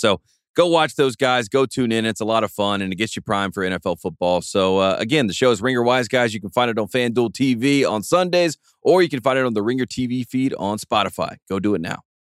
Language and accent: English; North Carolina, United States; growing up in North Carolina, a Jordan kid